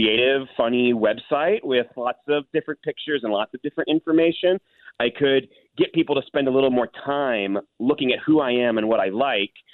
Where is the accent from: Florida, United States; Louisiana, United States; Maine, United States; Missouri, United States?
Missouri, United States; St. Louis; my hometown of St. Louis